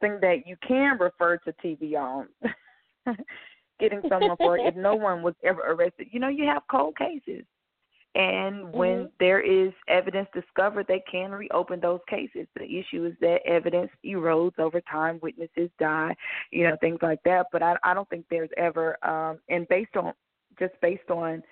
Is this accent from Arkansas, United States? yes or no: no; the Delta, Mississippi, United States; I'm a country girl. I was raised in the Delta